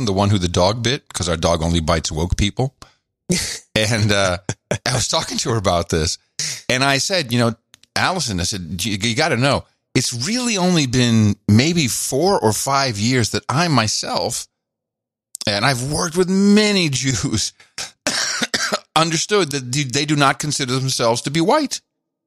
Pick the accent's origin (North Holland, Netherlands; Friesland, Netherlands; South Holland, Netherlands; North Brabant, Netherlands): North Holland, Netherlands; Amsterdam; moved away; I grew up in Amsterdam